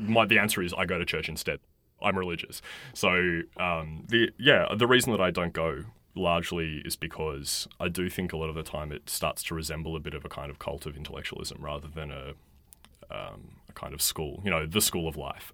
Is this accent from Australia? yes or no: yes; Australia; in this country